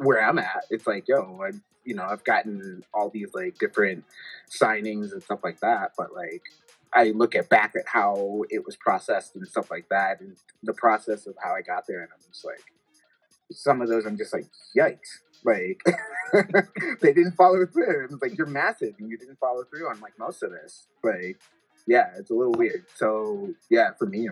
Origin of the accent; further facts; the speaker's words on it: Detroit, Michigan, United States; growing up in Detroit, like being philanthropic